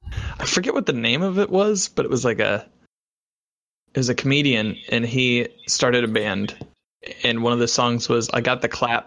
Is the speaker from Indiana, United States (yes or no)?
yes; Indiana, United States; I'm from Indiana, which is more like inland.